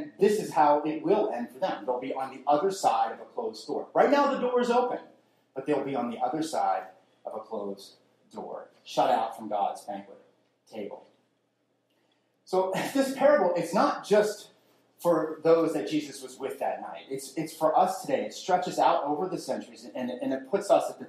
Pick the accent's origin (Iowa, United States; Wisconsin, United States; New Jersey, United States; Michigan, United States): New Jersey, United States; I grew up in South Jersey